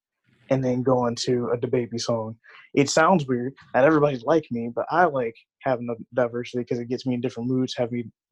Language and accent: English; Wisconsin, United States; also born or lived in Illinois; I was born in Illinois, and we moved up to Wisconsin for like lower taxes, better school and stuff like that. So I've been up here since I was a young boy, like in between Chicago and Milwaukee. But I grew up in Wisconsin